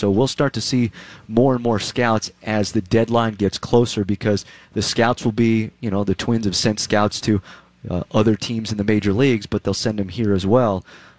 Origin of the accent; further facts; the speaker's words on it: Southern California, United States; moved away; Originally, Southern California.